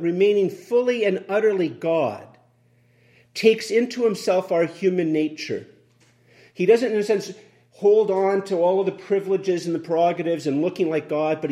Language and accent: English; Canada; as a Canadian